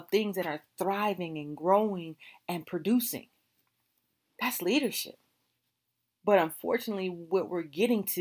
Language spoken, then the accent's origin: English; California, United States; now in Virginia, United States; I am from California